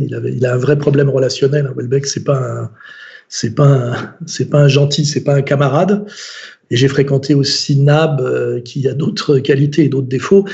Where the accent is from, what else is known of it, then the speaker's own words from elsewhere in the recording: France; en tant que français, catholique, culturel